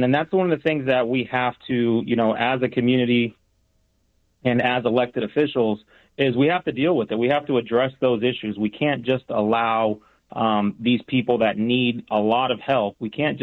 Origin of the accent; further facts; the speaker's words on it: Las Vegas, Nevada, United States; also born or lived in Puerto Rico; I grew up in Vegas my whole life, moved down here from Puerto Rico when I was six